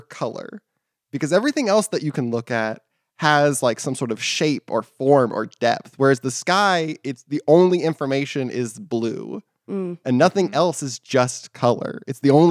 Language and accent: English; Texas, United States; moved away; also born or lived in Seattle; I'm originally from Texas where it like would rain real hard, but now in Seattle